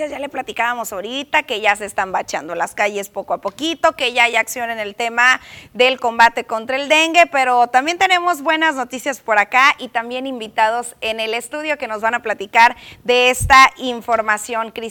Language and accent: Spanish; Mexico; y sin duda alguna otra limitante como buenos mexicanos, como pretexto más bien que nos colocamos es el tema del tiempo